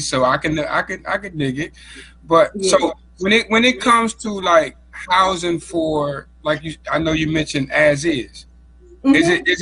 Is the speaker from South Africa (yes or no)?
no; Washington, District of Columbia, United States; I'm from Southeast